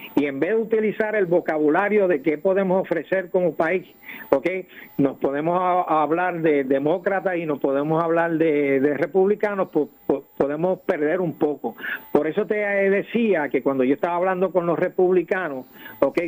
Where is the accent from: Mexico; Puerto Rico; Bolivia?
Puerto Rico; moved away as an adult; yo fui nacido y criado en Puerto Rico soy producto de tus escuelas públicas